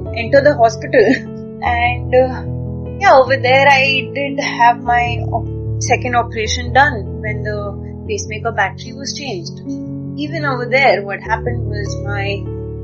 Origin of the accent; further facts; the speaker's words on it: Mumbai, Maharashtra, India; now in Gujarat, India; I am basically from Mumbai but currently situated in Gujarat